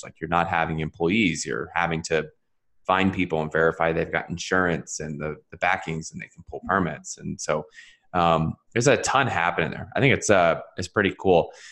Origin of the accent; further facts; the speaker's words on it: Philadelphia, Pennsylvania, United States; that's my home. that's my hometown area